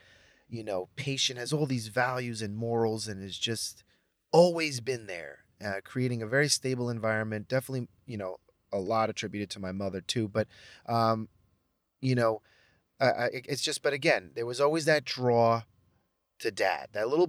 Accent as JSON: {"language": "English", "country": "Mexico", "said": "and then I was Mexican."}